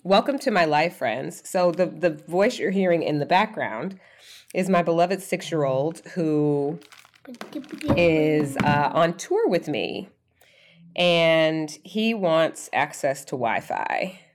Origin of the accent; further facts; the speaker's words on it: Atlanta, Georgia, United States; I was born in Atlanta, Georgia